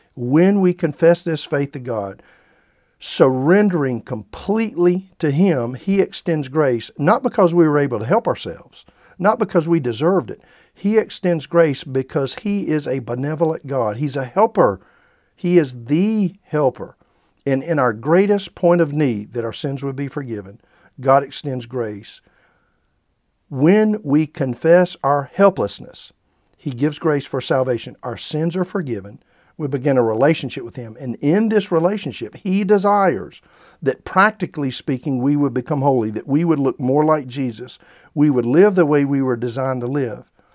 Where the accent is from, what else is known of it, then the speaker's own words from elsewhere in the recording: South Carolina, United States; I grew up in the Bible Belt there in South Carolina